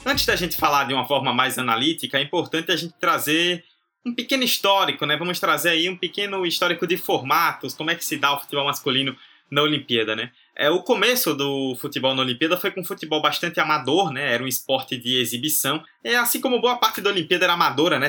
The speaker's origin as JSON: {"language": "Portuguese", "country": "Brazil", "said": "nós que somos brasileiros"}